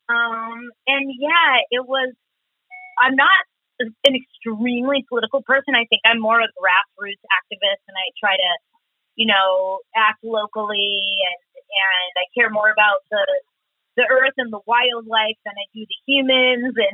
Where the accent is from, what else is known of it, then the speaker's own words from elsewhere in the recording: Portland, Oregon, United States; I'm a mother, I'm a Portland native